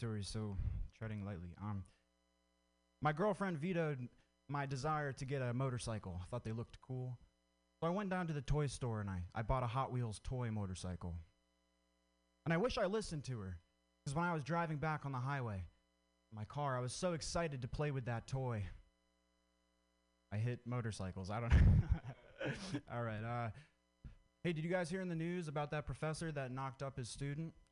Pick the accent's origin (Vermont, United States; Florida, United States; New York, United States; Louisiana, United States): Vermont, United States; I grew up in Vermont